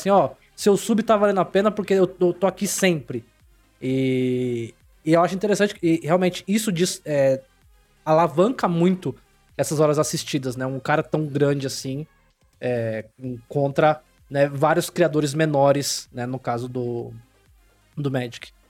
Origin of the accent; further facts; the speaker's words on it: São Paulo, Brazil; born there; Eu nasci em São Paulo, mas mudei pra uma cidade pequena